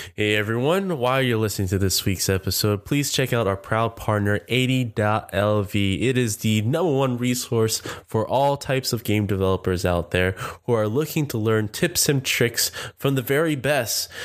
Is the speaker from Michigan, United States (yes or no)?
no; Orange County, California, United States; I'm originally from Orange County